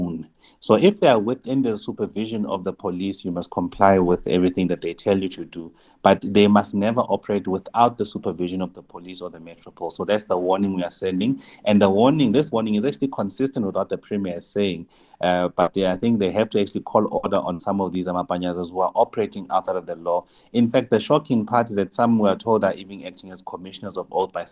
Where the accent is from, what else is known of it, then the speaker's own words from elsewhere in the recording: South Africa; as South African